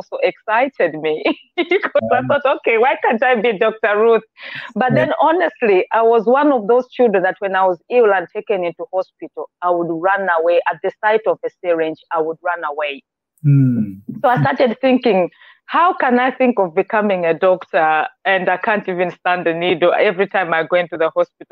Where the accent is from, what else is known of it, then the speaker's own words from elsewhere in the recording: Blantyre, Southern Region, Malawi; moved away as an adult; I grew up in Malawi, Blantyre